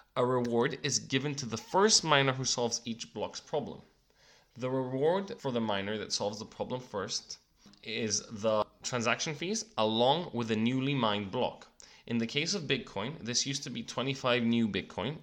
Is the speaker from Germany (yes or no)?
no; Cyprus; my home country of Cyprus